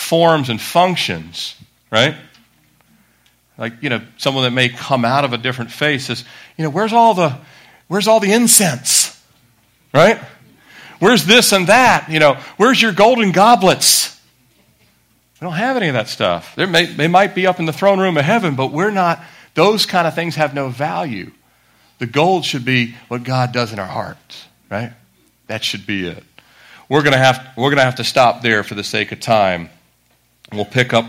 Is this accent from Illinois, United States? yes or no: no; Annapolis, Maryland, United States; I grew up in Annapolis, Maryland